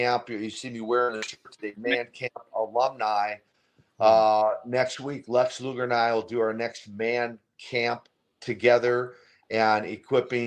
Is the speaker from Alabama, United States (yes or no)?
no; Minnesota, United States; I grew up in Minnesota